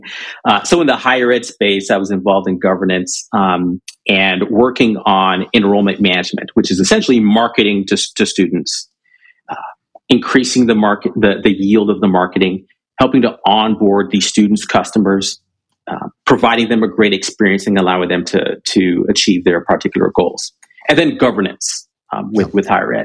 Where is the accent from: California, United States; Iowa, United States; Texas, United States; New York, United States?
California, United States; Southern; also born or lived in Jamaica / Michigan; Second stop was Southern California. And that's where I grew up